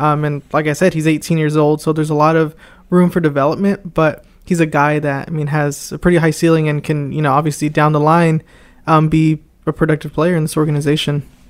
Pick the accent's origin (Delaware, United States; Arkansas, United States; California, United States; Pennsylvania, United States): California, United States; Anaheim; moved away; I am originally from Anaheim, California